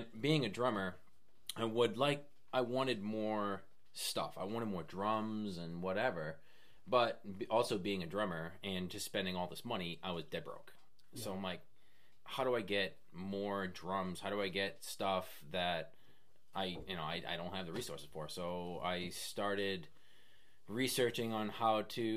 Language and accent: English; West Newbury, Massachusetts, United States; moved away as an adult; also born or lived in Maine; now in Foster, Rhode Island, United States; I'm originally from Massachusetts, a little town called West Newbury.